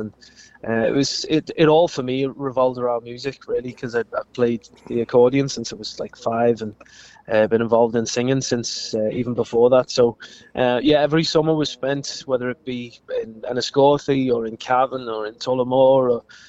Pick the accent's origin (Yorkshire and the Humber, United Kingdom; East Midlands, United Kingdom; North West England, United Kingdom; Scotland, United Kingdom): North West England, United Kingdom; Liverpool; moved away as an adult; now in Fermanagh, United Kingdom; I grew up in Liverpool, but I've been in Fermanagh now for the last 10 years.